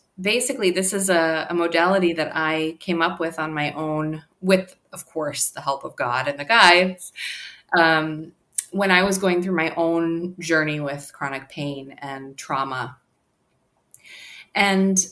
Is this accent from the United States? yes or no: yes; New York, United States; now in Los Angeles, United States; I am joining you from Los Angeles, but I'm originally from New York